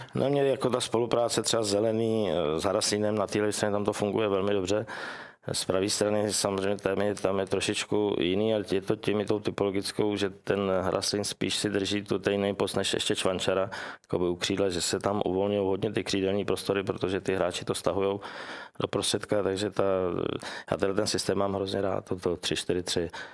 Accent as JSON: {"language": "Czech", "country": "Czechia", "said": "jsem, že jsem z Čech"}